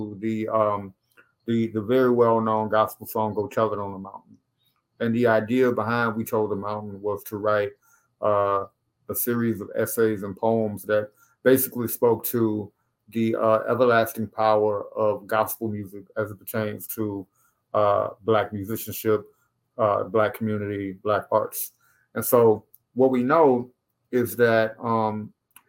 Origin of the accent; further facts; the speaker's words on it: Baton Rouge, Louisiana, United States; now in Bowie, United States; when I tell people up here I'm from Louisiana, they're like, New Orleans? I'm like, no, Baton Rouge.